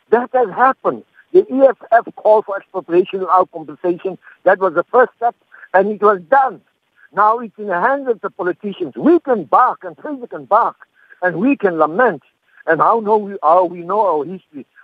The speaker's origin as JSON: {"language": "English", "country": "South Africa", "said": "I must ask myself, as a South African citizen, I'm in a democratic country."}